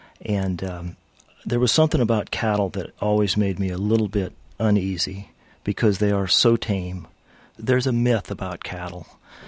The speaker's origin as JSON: {"language": "English", "region": "Rust Belt", "country": "United States", "said": "I was from the Rust Belt."}